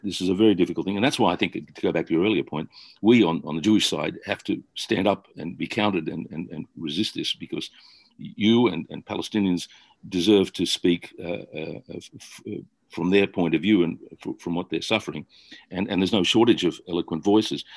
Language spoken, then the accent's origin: English; Australia; I grew up in Australia